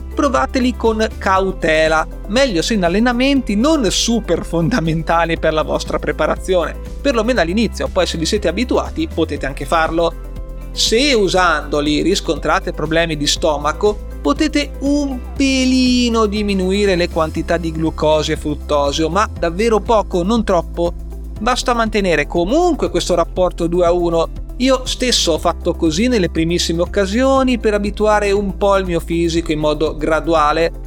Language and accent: Italian; Liguria, Italy; da buon ligure